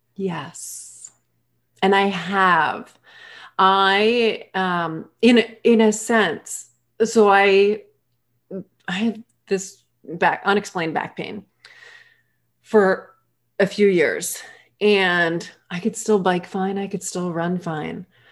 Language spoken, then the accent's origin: English; Massachusetts, United States; moved away as an adult; also born or lived in Maine / North Carolina / Hawaii / Barbados; I grew up in Massachusetts